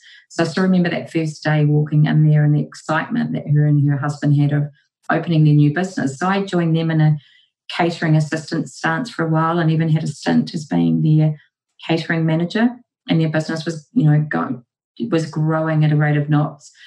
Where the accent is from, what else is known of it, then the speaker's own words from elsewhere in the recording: Porirua, Wellington, New Zealand; moved away as an adult; also born or lived in United Kingdom; I studied at Whitianui Polytechnic in Porirua, my hometown